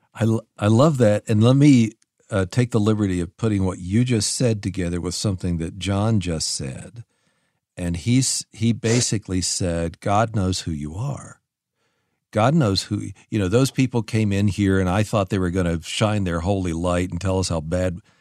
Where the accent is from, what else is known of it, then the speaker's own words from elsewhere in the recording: West Virginia, United States; also born or lived in Chicago; now in Tucson, United States; I grew up in West Virginia